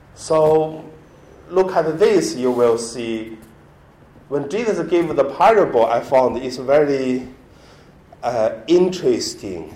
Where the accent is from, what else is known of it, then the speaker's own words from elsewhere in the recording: Hebei, China; English is a second language; moved away; my hometown in Hebei province